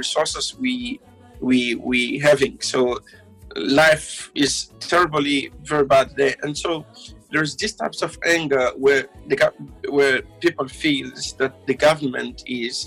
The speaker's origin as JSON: {"language": "English", "region": "Kinshasa", "country": "DR Congo", "tie": "born or raised there", "also_born_or_lived": "Bujumbura, Burundi", "moved": "yes", "said": "In the Congo, I'm from, I was born in Bujumbura, but I grew up in Kinshasa"}